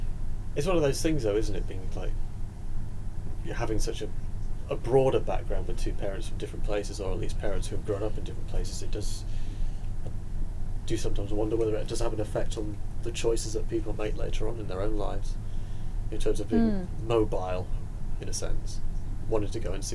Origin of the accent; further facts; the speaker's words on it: Japan; I mean, if I grew up in Japan. Parents are both from the UK. So, I was moved out there when I was a month old, I think it was.